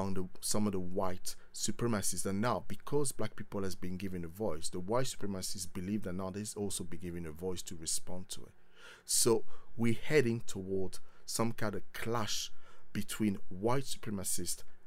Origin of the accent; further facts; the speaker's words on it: Paris, Île-de-France, France; moved away; I was born in Paris and grew up in France